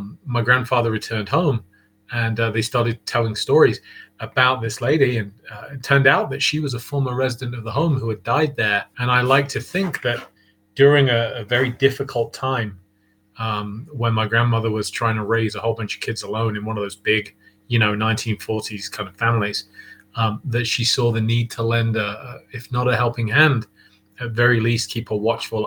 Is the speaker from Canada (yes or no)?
no; Leicestershire, East Midlands, United Kingdom; moved away as an adult; now in Boulder, Colorado, United States; I come from Leicestershire in England originally, and I started paranormal investigation there in the mid-90s